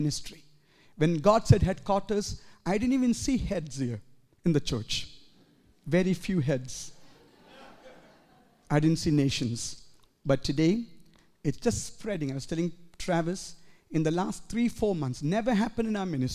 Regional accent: India; moved away as an adult; now in Edmonton, Canada; as a young man growing up in India

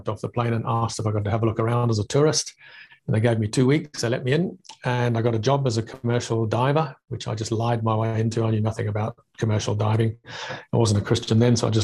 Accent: South Africa; moved away; also born or lived in Zambia / Zimbabwe; I got sent to boarding school in South Africa. So I was 4 years old

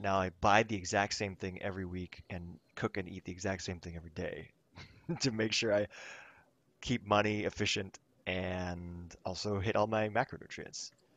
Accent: Thailand; now in Los Angeles, United States; I grew, I grew up in Thailand

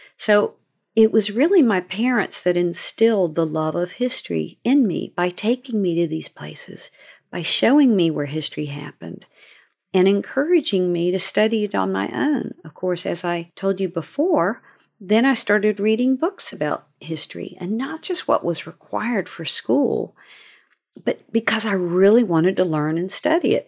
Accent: Seaford, Virginia, United States; also born or lived in North Carolina; growing up in Virginia. My parents lived first in Seaford, Virginia. We moved there when I was seven months old from North Carolina

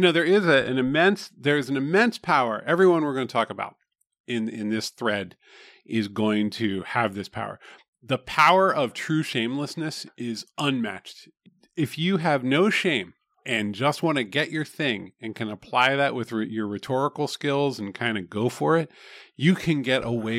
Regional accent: southeast Pennsylvania, United States; I'm from the southeast part of Pennsylvania.

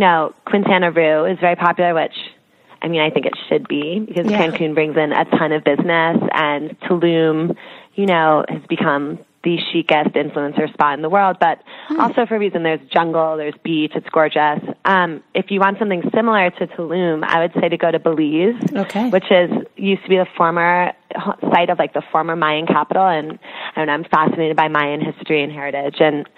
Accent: East Coast, United States; I'm from the East Coast and it's interesting.

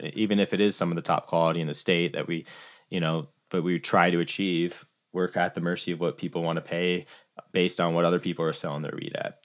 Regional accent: Iowa, United States; moved away as an adult; also born or lived in Summit County, Colorado; now in Colorado, United States; grew up in Iowa and my intention moving out to Colorado

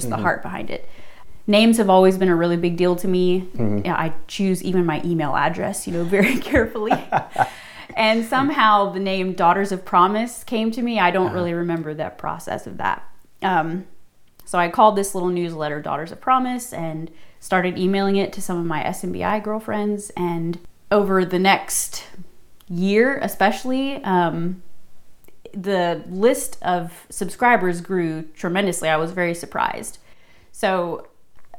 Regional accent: Tennessee, United States; moved away as an adult; now in South Boston, Virginia, United States; I grew up in Tennessee for 17 years of my life, lived there

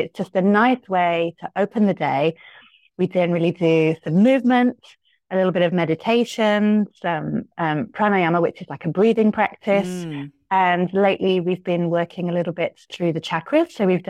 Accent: United Kingdom; now in Tokyo, Japan; I'm a yoga teacher here in Tokyo. You might be able to tell from my accent, although some people can't anymore. I'm British. I've lived in Tokyo this year. It will be 26 years. I live with my Japanese family.

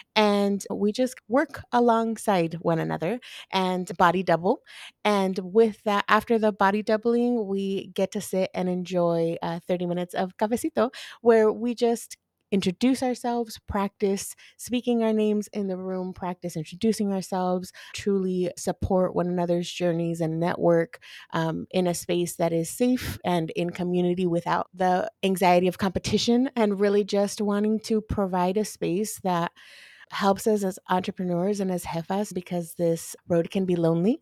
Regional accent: Lynwood, California, United States; also born or lived in Downey, California; I was born and raised in L A, shout out to the hood, I was raised in Linwood

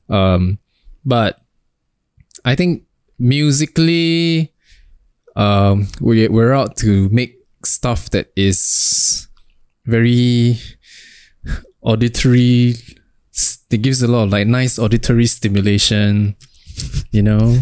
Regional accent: Singapore; we're from Singapore

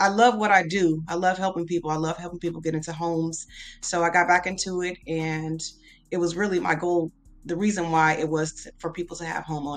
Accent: San Diego, California, United States; moved away as an adult; also born or lived in Texas; now in Houston, United States; I was born in Texas, but my mom moved to San Diego when I was a kid. And then I moved back to Houston in 2001

